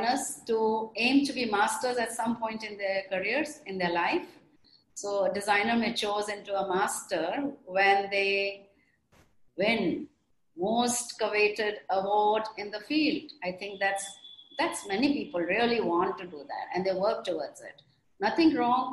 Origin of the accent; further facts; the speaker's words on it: India; we also in India